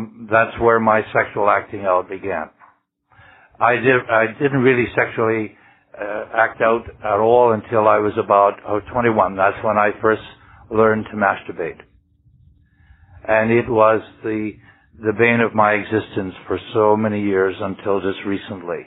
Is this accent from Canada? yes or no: yes; Ottawa Valley, Ontario, Canada; now in Vancouver, Canada; I was brought up in the Ottawa Valley in Ontario